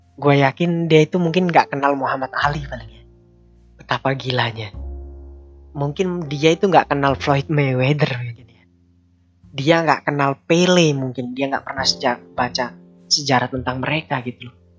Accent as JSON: {"language": "Indonesian", "country": "Indonesia", "said": "kita Indonesia"}